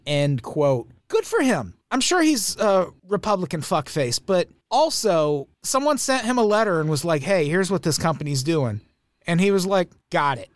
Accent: Peoria, Illinois, United States; I grew up in Peoria, Illinois.

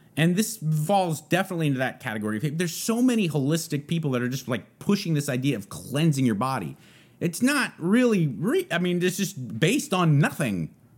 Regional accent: San Gabriel Valley, California, United States; now in Texas, United States; I'm from the San Gabriel Valley

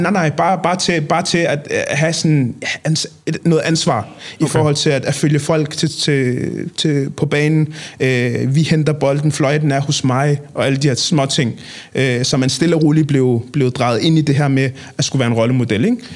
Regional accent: Copenhagen, Capital Region of Denmark, Denmark; jeg er opvokset i Nordvest

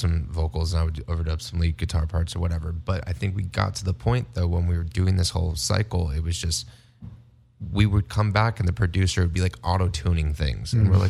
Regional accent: Las Vegas, Nevada, United States; also born or lived in Canada; growing up in Las Vegas

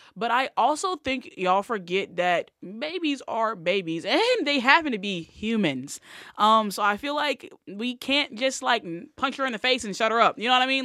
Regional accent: Selma, Alabama, United States; I was born in Selma.

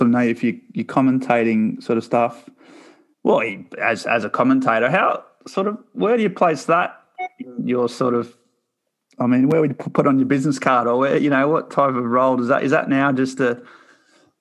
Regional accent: Australia; I grew up in Australia.

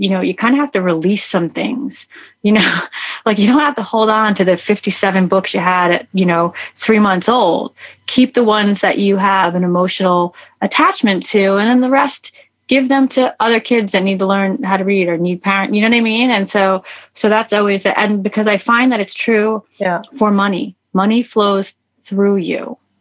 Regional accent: New York, United States; moved away as an adult; also born or lived in Miami Beach; I'm a New Yorker

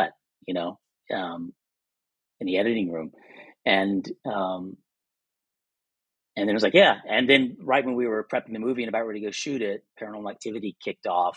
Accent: Lexington, Kentucky, United States; moved away as an adult; I grew up in Lexington, Kentucky

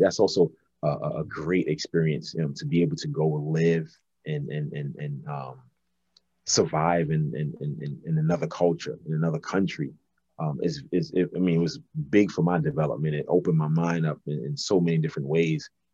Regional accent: New York City, New York, United States; moved away as an adult; also born or lived in Jamaica, Queens / Czech Republic / Poland / Belgium; Brooklyn, you know, raised me and, and, and, the, the way I was raised in Brooklyn

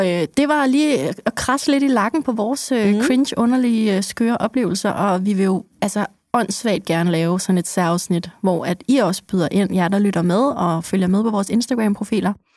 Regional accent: Copenhagen, Capital Region of Denmark, Denmark; som københavner

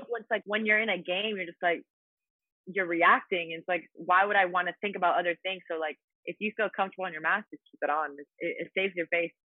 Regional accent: Italy; moved away as an adult; also born or lived in Louisiana; my hometown in Italy

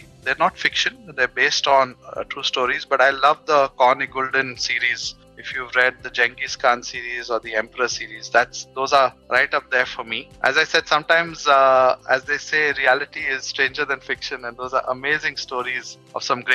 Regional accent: Mumbai, Maharashtra, India; I'm from Mumbai

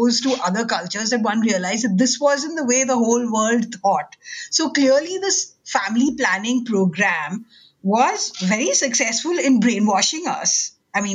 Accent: India; moved away; growing up in India, you know, in the 80s and 90s

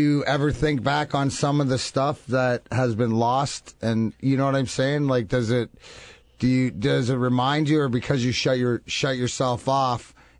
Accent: Michigan, United States; we're from Michigan

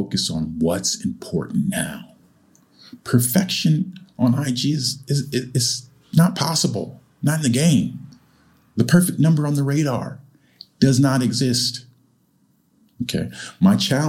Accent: California, United States; moved away as an adult; also born or lived in Japan; now in Changzhou, China; I'm from California, and I grew up having a few big earthquakes

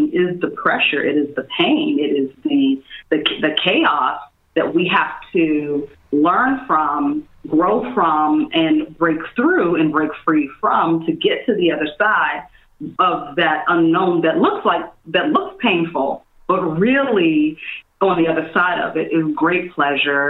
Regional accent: Washington, District of Columbia, United States; also born or lived in New York City; now in Los Angeles, United States; traveling back and forth from LA to my hometown, DC

